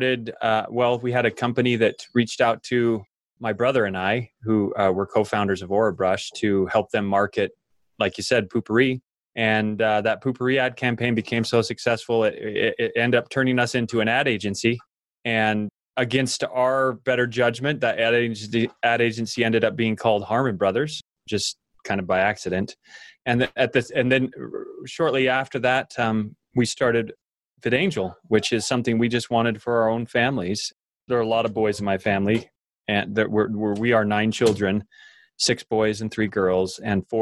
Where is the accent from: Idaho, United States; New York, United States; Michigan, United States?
Idaho, United States; growing up in Idaho, I worked on dairy farms